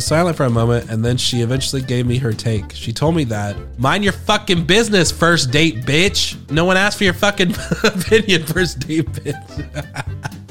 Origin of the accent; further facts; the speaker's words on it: United Kingdom; I'm British.